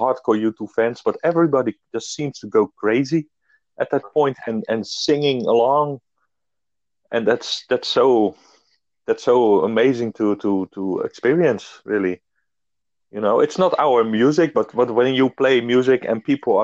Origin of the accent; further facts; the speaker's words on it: Netherlands; we are in my hometown, actually, where I live